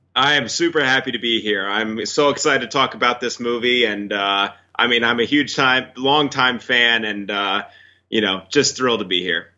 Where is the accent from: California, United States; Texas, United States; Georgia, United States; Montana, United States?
Texas, United States; Fort Worth; moved away as an adult; also born or lived in Los Angeles; I grew up in Texas. I, I, you know, spent 18 years of my life in Texas.